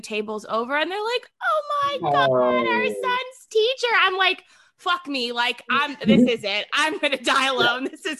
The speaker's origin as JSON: {"language": "English", "town": "Columbus", "region": "Ohio", "country": "United States", "tie": "born or raised there", "also_born_or_lived": "Rhode Island", "moved": "as an adult", "lives_now": "Nashville, United States", "said": "I grew up in Ohio, went to college in Ohio."}